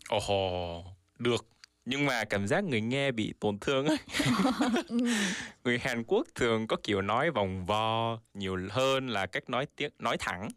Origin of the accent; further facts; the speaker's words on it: South Korea; Vietnamese is a second language; mình là một người Hàn Quốc